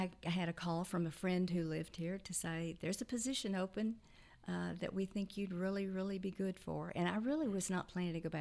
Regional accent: Fort Worth, Texas, United States; moved away as an adult; also born or lived in Arlington, Texas; now in College Station, United States; I'm from Fort Worth, Texas

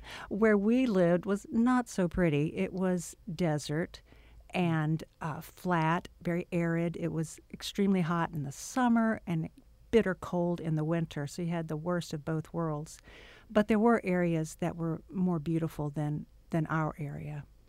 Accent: Arkansas, United States; moved away; also born or lived in Louisiana; Born in Arkansas

